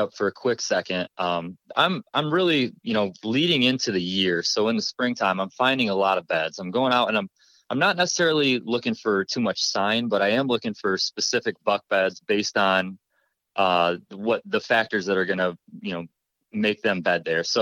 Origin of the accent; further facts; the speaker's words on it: New York, United States; moved away as an adult; now in Ohio, United States; I'm from New York originally